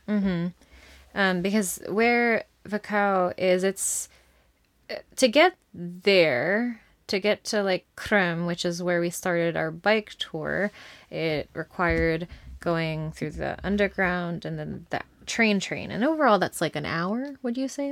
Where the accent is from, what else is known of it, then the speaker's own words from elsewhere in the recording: United States; we're from the U S.